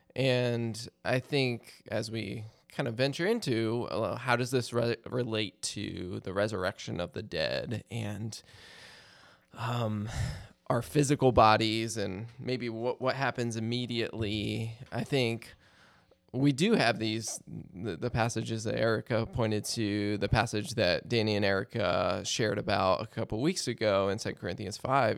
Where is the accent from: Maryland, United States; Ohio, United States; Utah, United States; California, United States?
Maryland, United States; I grew up in Maryland, so Hershey Park was like our nearest amusement park.